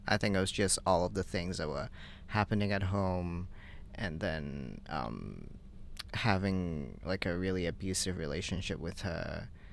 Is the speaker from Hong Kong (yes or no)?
yes; Hong Kong; I grew up in Hong Kong